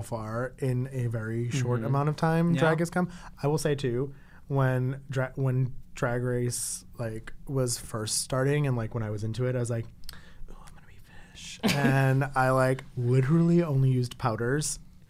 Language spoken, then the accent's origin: English; Boston, Massachusetts, United States; moved away as an adult; now in Jersey City, United States; I grew up two stops off of the train from downtown Boston, mm-hmm. and my high school was right behind Fenway Park. Like, I'm a city kid.